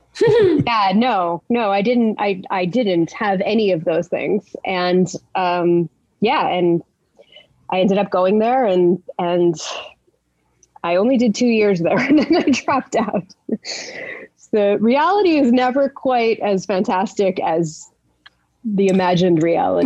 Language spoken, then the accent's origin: English; Montreal, Quebec, Canada; I grew up in Montreal. I'm born in Montreal, Canada. Canada. Um, I'm English